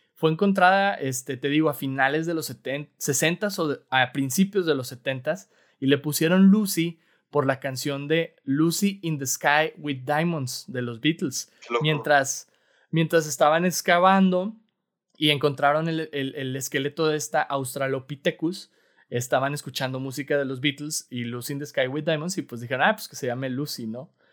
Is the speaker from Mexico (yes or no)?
yes; Mexico; Somos mexicanos